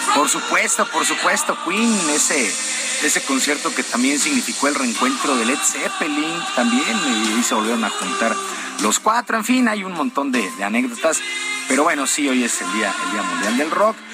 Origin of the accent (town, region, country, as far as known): Mexico